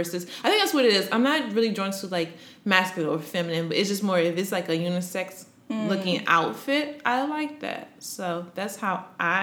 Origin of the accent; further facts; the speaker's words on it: Maryland, United States; now in New York, United States; I'm from Maryland, the DMV area